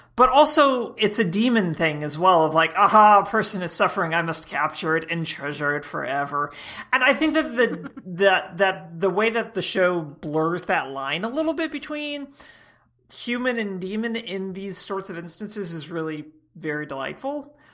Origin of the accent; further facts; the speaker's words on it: Georgia, United States; I come from Georgia where we, we vet potential dates with shotguns.